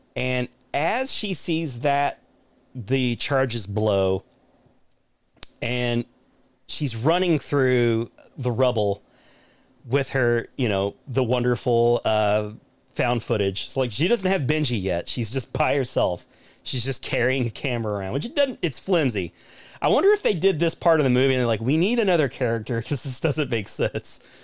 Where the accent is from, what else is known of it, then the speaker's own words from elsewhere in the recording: United States; as an American